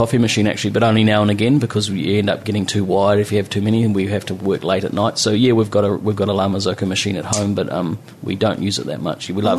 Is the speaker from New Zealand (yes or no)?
yes; Muriwai, Auckland, New Zealand; I come from Murawai where I love the winter. It's windy and... everything there, so winter out in Murawai is nice and quiet and you have the place to yourself